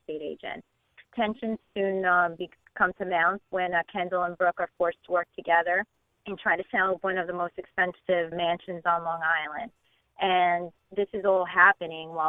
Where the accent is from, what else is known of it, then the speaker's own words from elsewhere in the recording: Argentina; moved away; I'm from Argentina